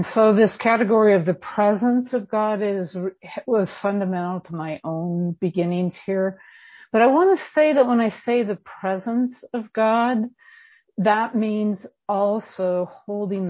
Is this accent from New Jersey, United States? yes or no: no; California, United States; now in Bend, United States; I am California born and bred. I live in Bend, Oregon now.